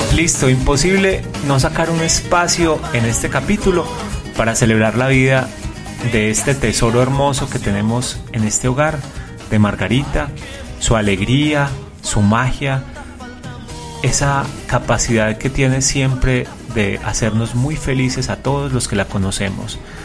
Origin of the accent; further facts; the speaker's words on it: Colombia; queremos hacerle un homenaje a nuestra tierra, a Colombia